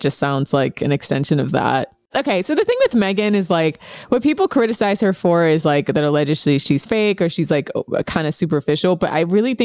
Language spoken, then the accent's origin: English; United States; as an American